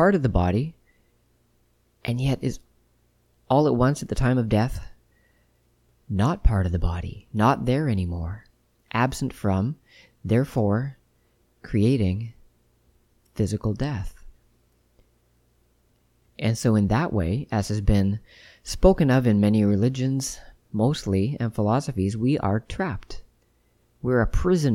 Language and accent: English; Ottawa, Ontario, Canada; my hometown of Ottawa, where I was born and raised